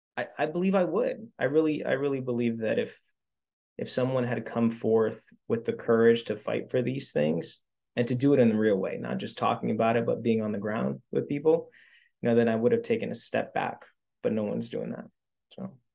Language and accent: English; Central Falls, Rhode Island, United States; I grew up in Central Falls